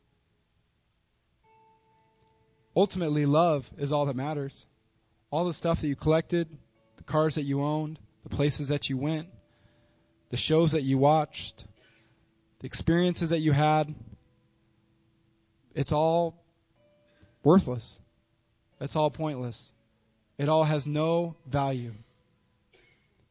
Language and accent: English; United States; we as an American culture